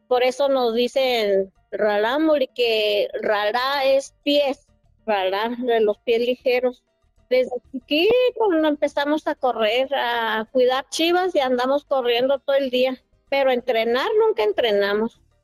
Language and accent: Spanish; Norogachi, Chihuahua, Mexico; yo soy de Norogachi, un pueblo que se llama Norogachi, municipio de Huachochi, Chihuahua